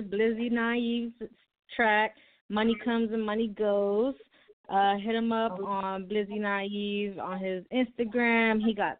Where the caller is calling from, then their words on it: Camden, New Jersey, United States; I am calling from Camden, New Jersey.